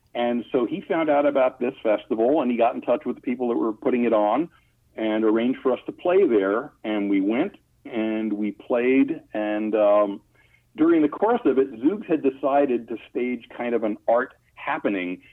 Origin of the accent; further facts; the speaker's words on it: Long Island, New York, United States; also born or lived in Brooklyn, New York; I was born in Brooklyn and then grew up on Long Island.